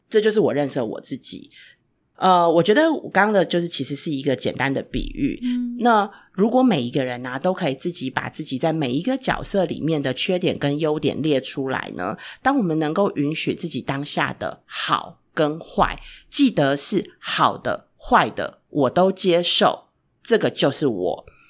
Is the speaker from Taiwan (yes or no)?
yes; Taiwan; 尤其在台湾长大的 孩子